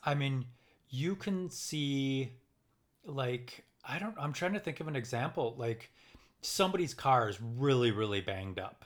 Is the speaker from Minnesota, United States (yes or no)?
yes; Minnesota, United States; also born or lived in California